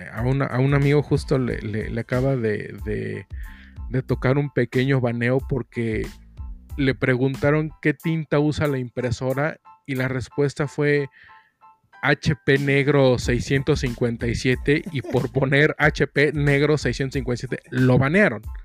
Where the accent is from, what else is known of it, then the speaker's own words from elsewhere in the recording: Mexico City, Mexico; accent: cantadito; aquí en la Ciudad de México hablamos cantadito.